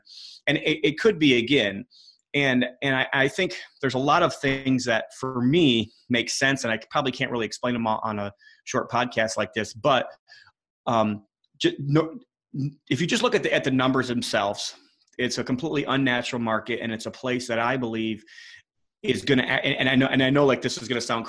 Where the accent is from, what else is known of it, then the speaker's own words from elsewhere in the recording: Indiana, United States; I'm from Indiana